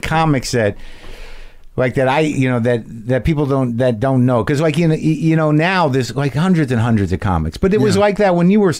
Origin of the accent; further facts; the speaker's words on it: New Mexico, United States; I'm a, you know, a Jewish kid. I grew up in New Mexico.